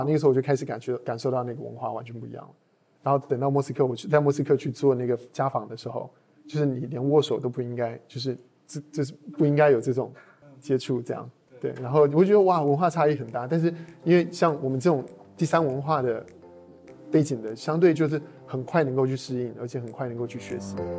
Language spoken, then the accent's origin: Chinese; Taiwan; accent: Taiwanese; also born or lived in United States / Boston / Los Angeles; now in Shanghai, China; 我是在台湾出生，然后在九八年的时候，啊，我们全家起，呃，移民到美国。然后在美国基本上就一直待着了，然后直到二零一一年的时候才来到的，才来到中国